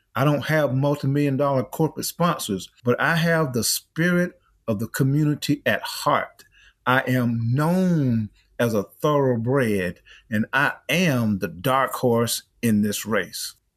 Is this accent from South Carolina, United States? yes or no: yes; Easton, South Carolina, United States; now in Atlanta, United States; I grew up over in Easton, South Carolina